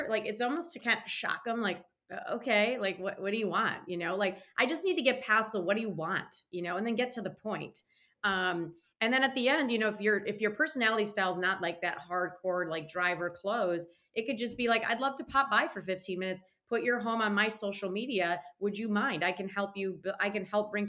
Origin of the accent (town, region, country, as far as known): Michigan, United States; born or raised there; moved away as an adult; now in North Carolina, United States